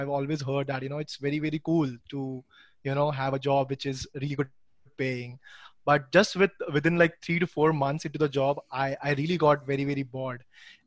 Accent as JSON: {"language": "English", "country": "India", "said": "being an Indian"}